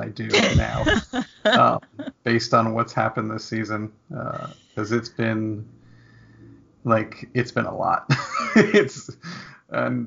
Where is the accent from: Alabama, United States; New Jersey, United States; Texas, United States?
New Jersey, United States; I'm from New Jersey, so I always root for James Van Riemsdyk, because I grew up the next town over from his hometown